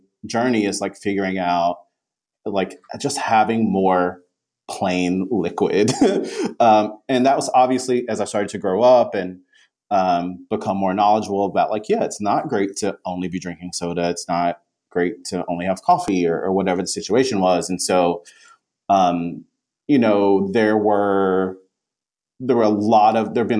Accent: the South, United States; I am a person of color from the South

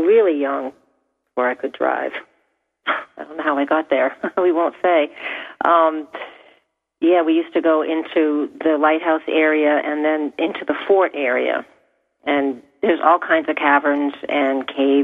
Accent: Portsmouth, New Hampshire, United States; I grew up in Portsmouth

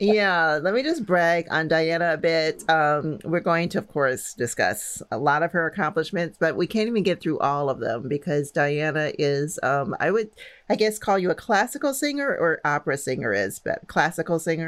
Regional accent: St. Louis, Missouri, United States; I'm from St. Louis

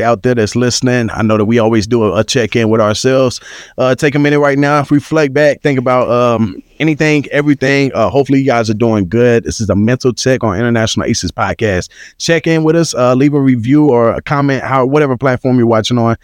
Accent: Texas, United States; I'm from Texas

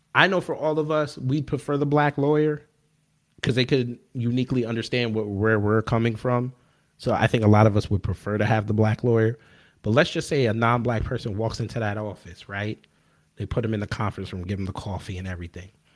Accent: New York, United States; I come from New York

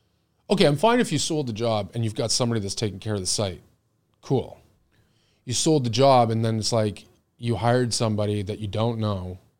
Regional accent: Oakville, Ontario, Canada; I grew up in Oakville. So I grew up in Brawny. I went to Kiwi Park.

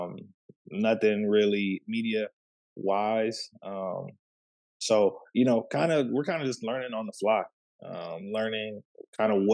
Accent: Waco, Texas, United States; moved away as an adult; also born or lived in Panama City, Panama; now in Dallas, United States; I'm originally from Waco, Texas, born and Panama City, Panama. Lived in Waco for a majority of my life, and then I moved to the Dallas area in 2018

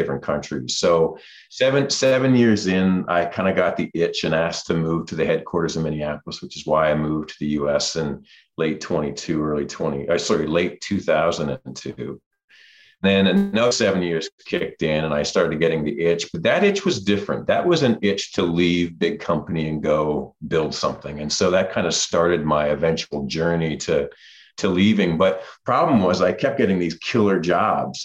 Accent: Toronto, Ontario, Canada; moved away; I'm from the suburbs of Toronto. Grew up a Toronto Maple Leafs fan

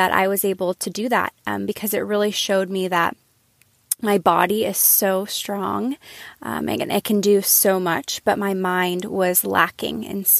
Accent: Austin, Texas, United States; now in Norman, United States; I'm from Austin, Texas, originally. But I'm currently living in Norman, Oklahoma with my husband and my one-year-old son.

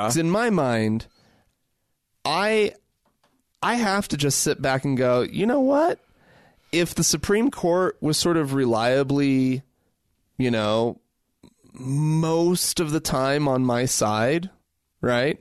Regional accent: United States; as an American

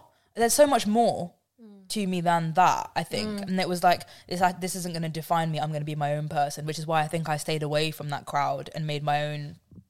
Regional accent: Slough, South East England, United Kingdom; moved away as an adult; also born or lived in Liverpool

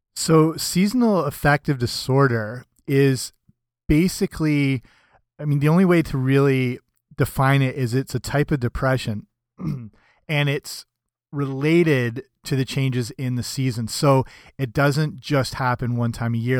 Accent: Canada; I'm Canadian

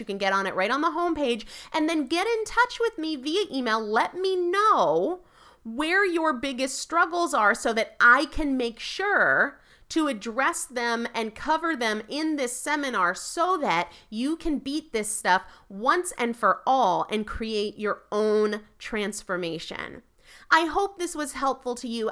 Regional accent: New England, United States; I'm from New England, I'm a Yankee

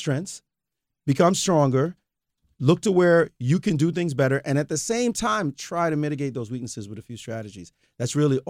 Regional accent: Brooklyn, New York, United States; I just go. I'm from Brooklyn. I just want to beat you down.

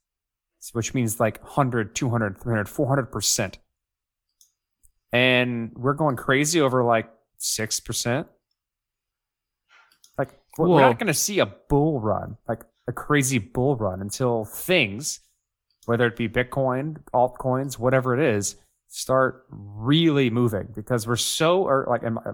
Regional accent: United States; I'm super American. I am like the definition of an American

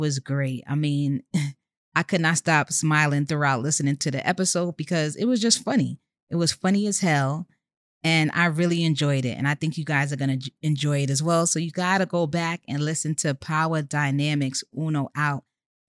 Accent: New York City, New York, United States; I hail from Co-op City, Section 5

